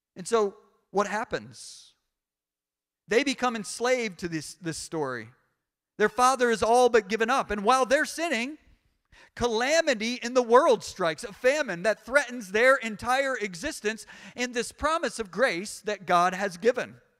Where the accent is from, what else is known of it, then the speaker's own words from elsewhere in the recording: United States; I'm American, I'm not British